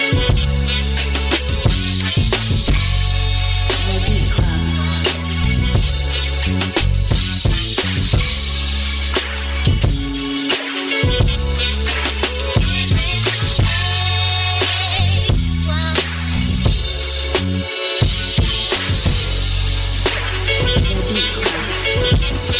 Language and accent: English; Boston, Massachusetts, United States; I'm from Mattapan 2